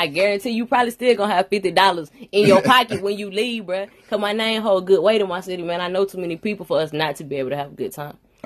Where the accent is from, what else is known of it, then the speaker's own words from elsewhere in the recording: Alabama, United States; I'm actually from Alabama, you know what I'm saying? A little country, little girl